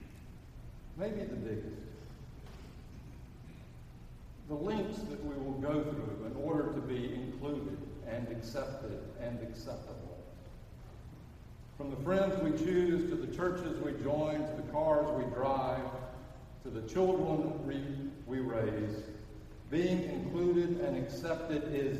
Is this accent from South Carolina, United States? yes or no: no; Birmingham, Alabama, United States; I'm from Birmingham